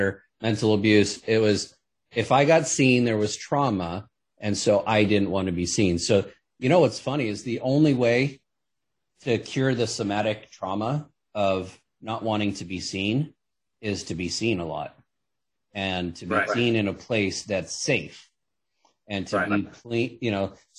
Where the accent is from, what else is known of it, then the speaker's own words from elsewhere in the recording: Los Angeles, California, United States; I grew up in Hollywood